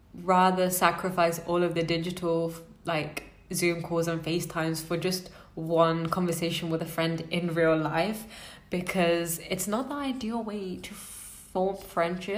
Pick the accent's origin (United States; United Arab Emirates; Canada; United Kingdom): United Kingdom; I'm British